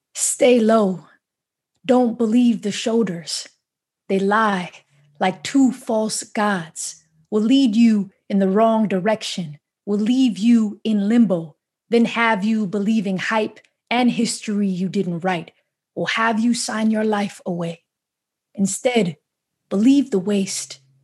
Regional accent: New York City, New York, United States; I grew up in New York City public schools

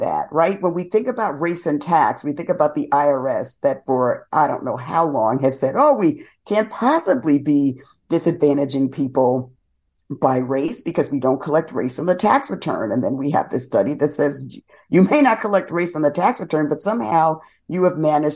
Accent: New York City, New York, United States; I grew up in the South Bronx

